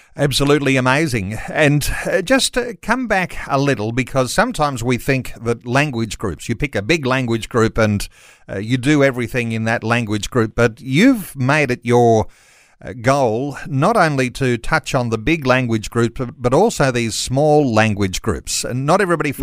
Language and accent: English; Australia; as English speaking Aussies